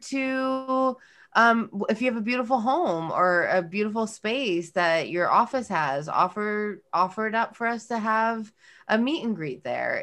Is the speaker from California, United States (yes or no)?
yes; California, United States; moved away; I'm from California